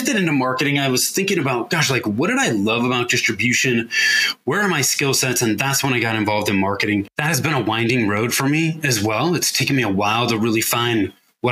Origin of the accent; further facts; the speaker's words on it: Northern California, United States; also born or lived in Denver metro area, Colorado; now in Denver, United States; I grew up in Northern California, but I now live in the Denver metro area in Colorado